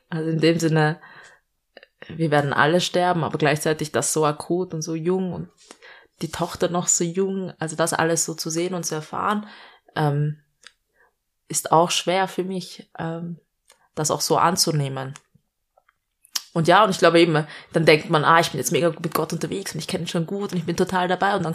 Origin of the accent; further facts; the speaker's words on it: Vienna, Austria; Ich bin eigentlich Städterin, ich bin in Wien geboren und aufgewachsen.